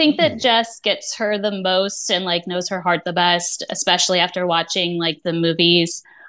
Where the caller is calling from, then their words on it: St. Louis, Missouri, United States; St. Louis, Missouri.